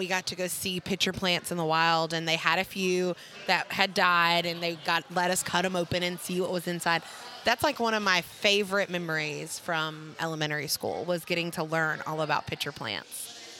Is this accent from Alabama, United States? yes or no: yes; Mobile, Alabama, United States; moved away; Where I grew up at in Mobile in Alabama